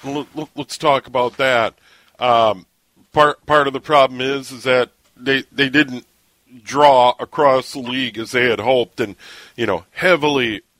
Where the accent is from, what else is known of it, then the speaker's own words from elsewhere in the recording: St. Paul, Minnesota, United States; I was born in St. Paul in 64